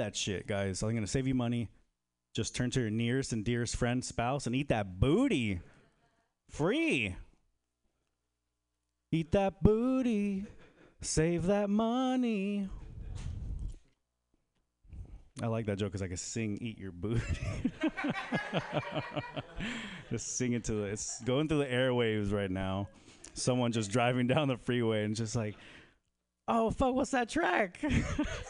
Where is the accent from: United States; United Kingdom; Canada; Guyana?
United States; Bay Area, California; now in Texas, United States; originally from the Bay Area, and I think it's because I'm from the Bay Area